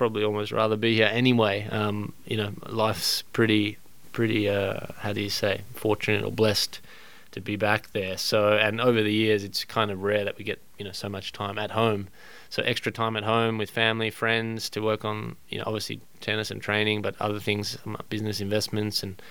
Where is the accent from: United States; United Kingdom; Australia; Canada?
Australia; As an Australian